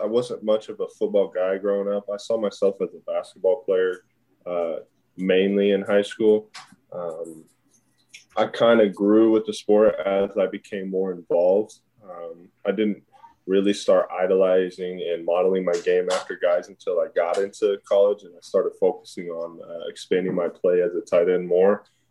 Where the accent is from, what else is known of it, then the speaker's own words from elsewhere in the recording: Kansas City, Missouri, United States; For sure. I grew up in the Trent Green era. I mean, we had a lot of good years.